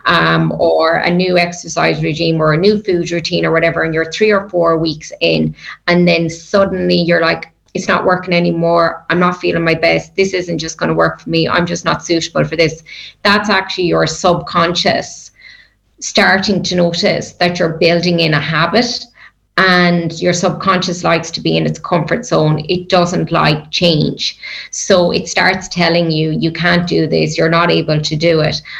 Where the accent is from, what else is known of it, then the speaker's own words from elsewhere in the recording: Ireland; as Irish people